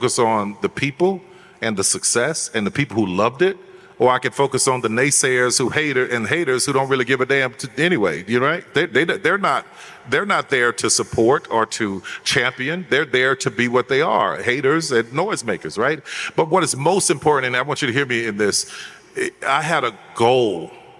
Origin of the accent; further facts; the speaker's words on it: New Orleans, Louisiana, United States; I'm a guy from the Third Ward in New Orleans, and I can scrap with the best of them.